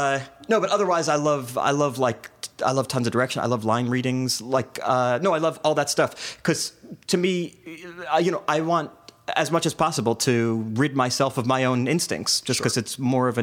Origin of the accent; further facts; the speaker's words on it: New York, United States; also born or lived in New Jersey; I grew up in New York and New Jersey.